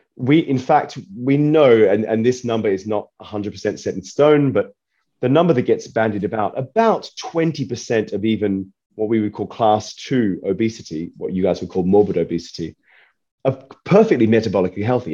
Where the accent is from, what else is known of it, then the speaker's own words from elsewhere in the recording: Australia; I'm from Australia